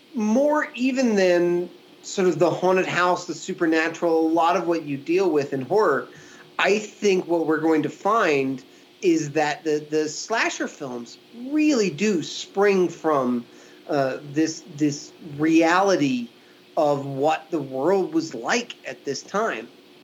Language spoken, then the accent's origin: English; Williamsburg, Virginia, United States; my hometown of Williamsburg, Virginia, between 1986 and 1989 when I was living there.